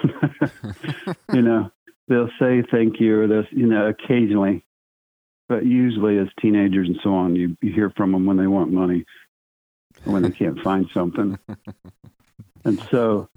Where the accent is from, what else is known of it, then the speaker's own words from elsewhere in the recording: Oklahoma, United States; I was born in Oklahoma. Was raised Southern Baptist.